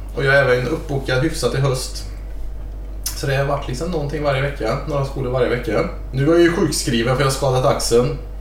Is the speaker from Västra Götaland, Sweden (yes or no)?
yes; near Lilla Edet, outside Gothenburg, Västra Götaland, Sweden; jag är uppvuxen lite utanför Lilla Edet. Utanför Göteborg.